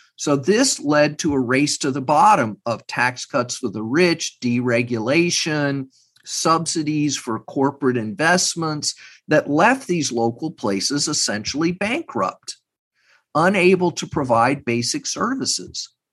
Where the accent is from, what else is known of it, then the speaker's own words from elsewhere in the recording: Texas, United States; moved away; I'm from Texas. I have family not far from Uvalde